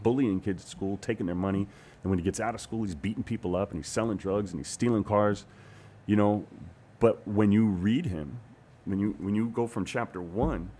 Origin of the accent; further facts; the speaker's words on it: Hawaii, United States; moved away as an adult; also born or lived in New York / Los Angeles; I'm from Hawaii